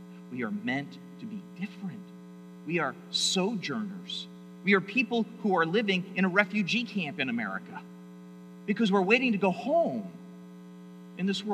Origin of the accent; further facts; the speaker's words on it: United States; also born or lived in Toronto, Canada; I'm an American.